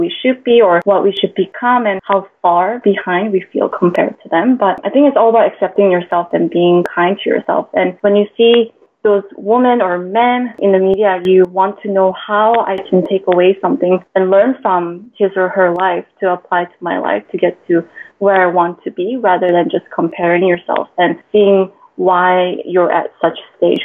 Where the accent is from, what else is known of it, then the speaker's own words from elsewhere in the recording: Vancouver, British Columbia, Canada; moved away as an adult; now in Singapore; I actually moved to Singapore from my hometown, Vancouver, Canada, 4 years ago